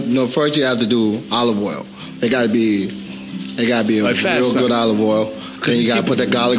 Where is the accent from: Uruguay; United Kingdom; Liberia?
Liberia; now in United States; I'm from Liberia.